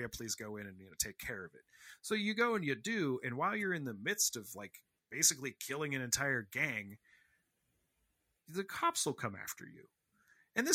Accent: Rust Belt, United States; I'm like from the Rust Belt.

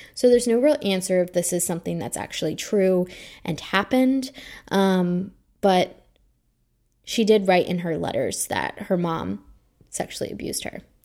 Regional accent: Bedford County, Virginia, United States; moved away; my childhood home was actually about fifteen minutes away from the Haysoms home. Their home is zoned for all three public schools that I attended

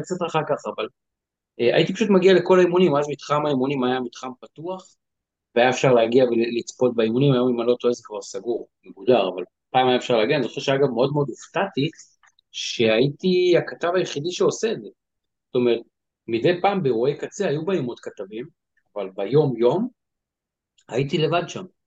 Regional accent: Givatayim, Tel Aviv District, Israel; גדלתי בגבעתיים

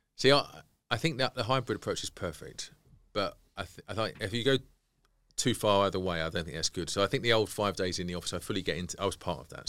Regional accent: United Kingdom; we're being British

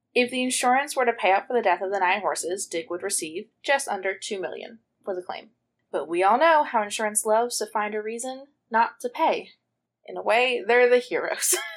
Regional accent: Cumberland County, New Jersey, United States; born or raised there

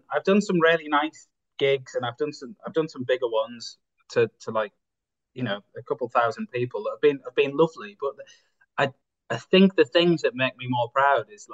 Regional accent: Bridlington, Yorkshire and the Humber, United Kingdom; now in Hull, United Kingdom; my hometown, Bridlington

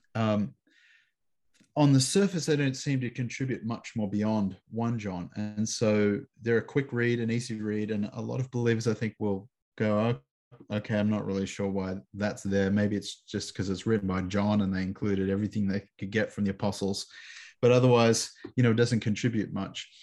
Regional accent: Canberra, Australian Capital Territory, Australia; moved away as an adult; also born or lived in Chicago / Sydney; I'm living back in my hometown of Canberra, Australia, which is the capital city of Australia

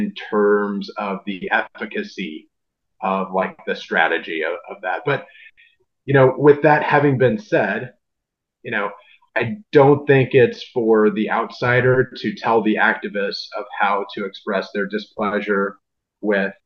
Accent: Southern Illinois, United States; moved away as an adult; now in St. Louis, United States; I grew up in Southern Illinois, like an hour and a half away from St. Louis.

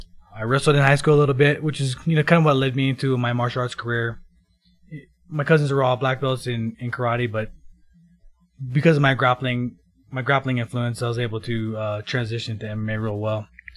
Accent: Kona, Hawaii, United States; Yeah, so I was born and raised in Kona, Hawaii. It's a small town on the Big Island, Hawaii.

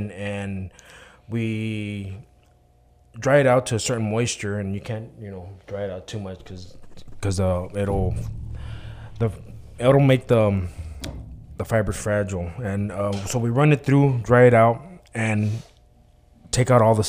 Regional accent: Texas, United States; now in Macon, Mississippi, United States; I'm from Texas, and I work in Macon, Mississippi

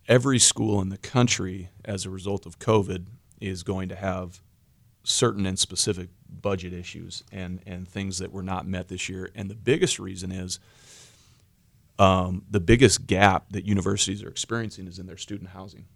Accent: Washington, United States; moved away; I grew up in Washington

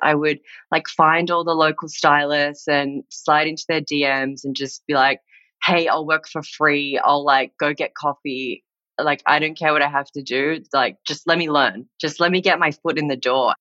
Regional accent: Sydney, New South Wales, Australia; also born or lived in New Zealand; now in Los Angeles, United States; I was born in New Zealand. And when I was four years old, my family moved to Sydney in Australia, which is where I grew up and went to school and started my career.

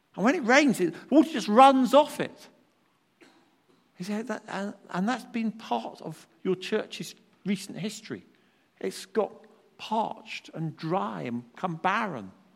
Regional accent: United Kingdom; as British people

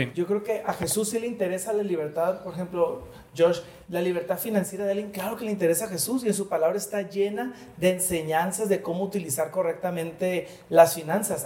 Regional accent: Mexico; los mexicanos

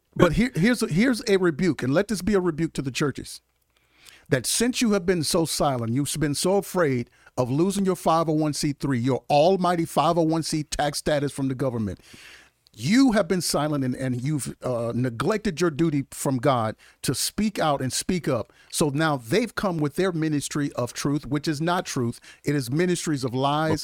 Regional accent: Mississippi, United States; I grew up in the South

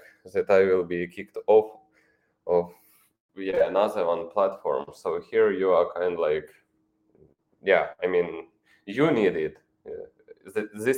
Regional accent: Ukraine; English is a second language; I'm from Ukraine.

